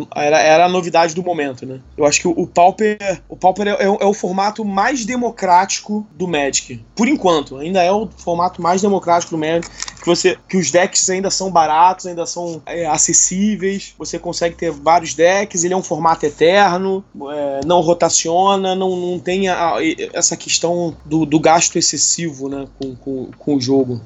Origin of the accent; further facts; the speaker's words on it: Rio de Janeiro, Brazil; eu sou aqui do Rio de Janeiro, sou nascido e crescido aqui no Rio de Janeiro